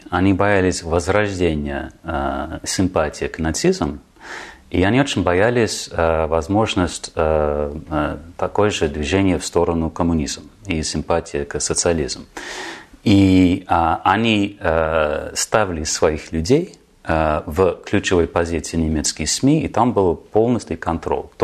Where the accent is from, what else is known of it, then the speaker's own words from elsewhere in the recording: Germany; born there; И родился в Германии, на самом деле.